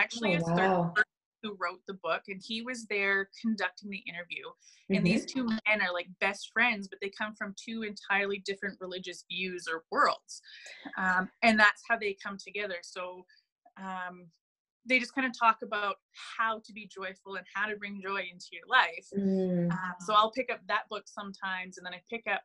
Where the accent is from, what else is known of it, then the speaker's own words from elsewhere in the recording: Ontario, Canada; moved away as an adult; now in Edmonton, Canada; I am originally from Ontario